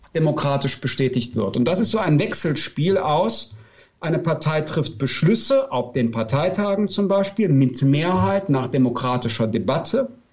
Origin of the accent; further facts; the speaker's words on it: Bergisches Land, North Rhine-Westphalia, Germany; Ich komme aus dem Bergischen Land, das ist nordöstlich von Köln